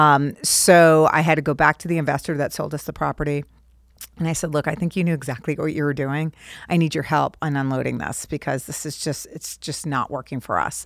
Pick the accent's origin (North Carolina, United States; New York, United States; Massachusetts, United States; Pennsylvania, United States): Massachusetts, United States; Cape Cod; also born or lived in Boston; I grew up on Cape Cod